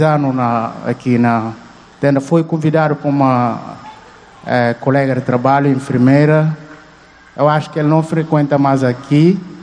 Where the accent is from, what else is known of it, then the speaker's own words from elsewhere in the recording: Guinea-Bissau; moved away as an adult; now in Fortaleza, Brazil; sou estudante de Guiné-Bissau.